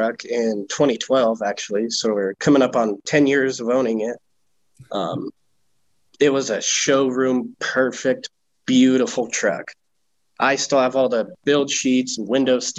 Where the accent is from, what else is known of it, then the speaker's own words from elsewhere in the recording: Grand Junction, Colorado, United States; moved away as an adult; also born or lived in Pennsylvania / Iowa; I moved back here to my hometown, Grand Junction, and I live 5 minutes